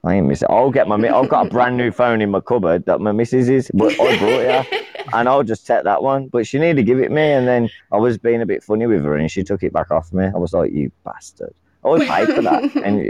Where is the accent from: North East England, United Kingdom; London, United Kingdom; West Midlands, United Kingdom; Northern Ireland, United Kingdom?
West Midlands, United Kingdom; Birmingham; I'm from UK, UK. Birmingham.